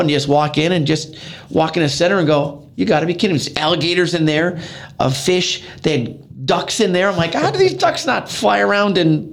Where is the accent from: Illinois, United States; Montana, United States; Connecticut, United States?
Illinois, United States; Chicago; now in Valparaiso, United States; I am originally from Chicago, born and raised on the northwest side, moved to Valpo in 1990.